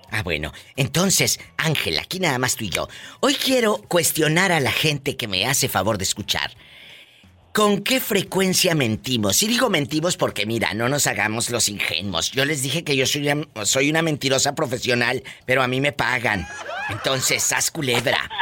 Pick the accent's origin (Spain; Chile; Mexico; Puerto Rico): Mexico; Matamoros, Tamaulipas; en mi tierra, en Matamoros, Tamaulipas